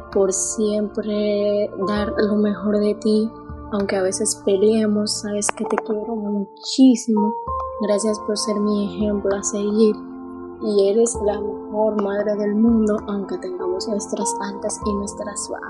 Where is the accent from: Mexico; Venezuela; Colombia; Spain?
Spain; soy de España